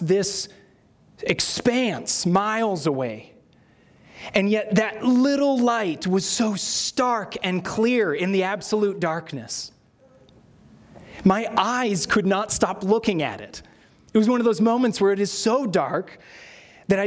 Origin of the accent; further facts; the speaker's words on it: Sierra Nevada, California, United States; Sierra is where I grew up in California